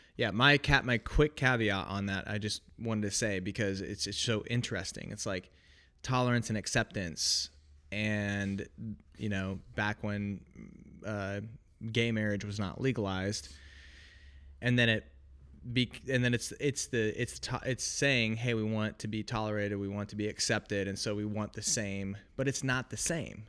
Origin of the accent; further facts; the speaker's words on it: Oregon, United States; moved away as an adult; also born or lived in Illinois; I grew up in Oregon, went to college, uh, in Illinois